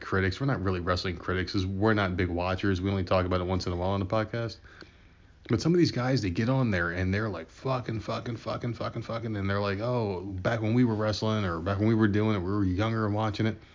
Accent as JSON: {"language": "English", "region": "New Jersey", "country": "United States"}